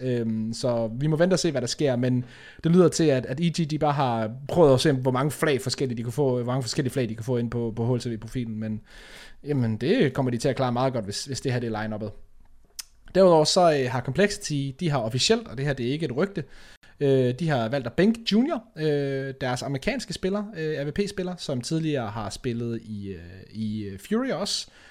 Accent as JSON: {"language": "Danish", "country": "Denmark", "said": "vi som danskere"}